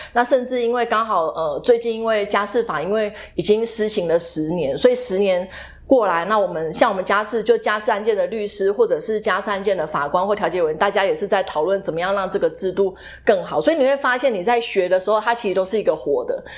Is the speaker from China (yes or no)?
no; Taiwan; also born or lived in Boston, United States; 我们身为台湾人